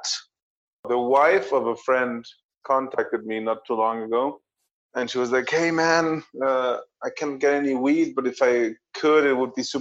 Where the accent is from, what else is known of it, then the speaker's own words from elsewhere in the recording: Mexico; English is a second language; now in Germany; I learned English in Mexico in school